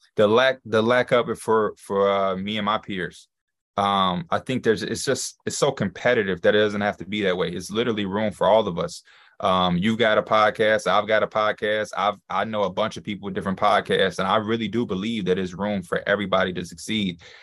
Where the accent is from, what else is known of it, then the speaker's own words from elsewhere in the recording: Chicago, Illinois, United States; I'm from Chicago, born and raised